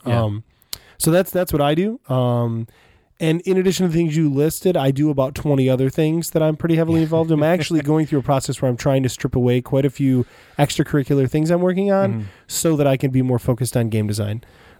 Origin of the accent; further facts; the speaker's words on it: Bavaria, Germany; English is a second language; By the way, I'm from Germany, Bavaria. I live in a small town near the border of Austria.